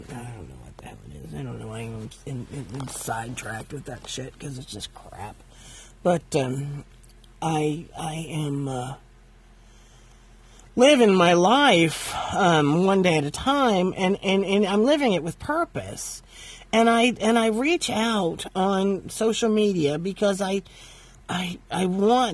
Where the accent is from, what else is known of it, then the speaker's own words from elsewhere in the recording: Valparaiso, Indiana, United States; I was born in August 7th, 1966, and my parents lived in Valparaiso, Indiana